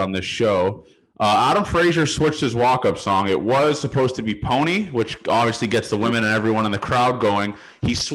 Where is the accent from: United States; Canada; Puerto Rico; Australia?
Canada; Toronto, Ontario; I'm from Toronto